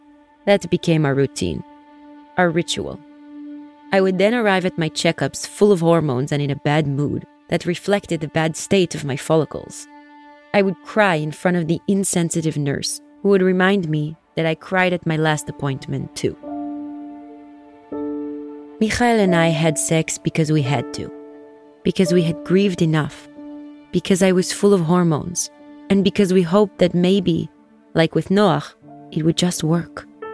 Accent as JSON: {"language": "English", "town": "Nahariya", "region": "North", "country": "Israel", "tie": "born or raised there", "said": "Growing up in Nahariya, we had Katyusha rockets rain down on us pretty regularly."}